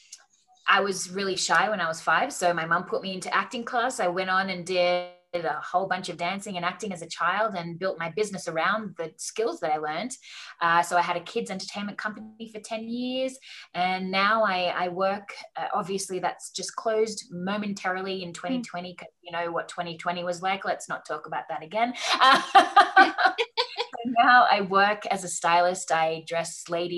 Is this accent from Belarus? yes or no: no; Australia; moved away as an adult; now in Wyoming, United States; I'm obviously Australian. Aussie